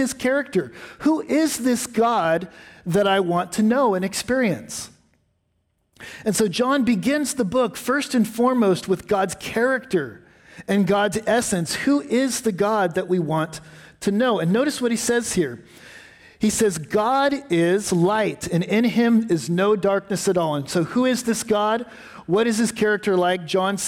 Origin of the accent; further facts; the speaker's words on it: West Coast, United States; I grew up on the West Coast, where, frankly, there's not a lot of history.